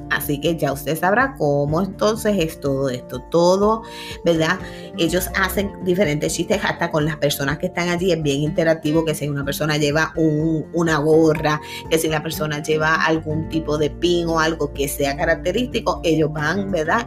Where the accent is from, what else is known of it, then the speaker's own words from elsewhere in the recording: Puerto Rico; como buenos boricuas acá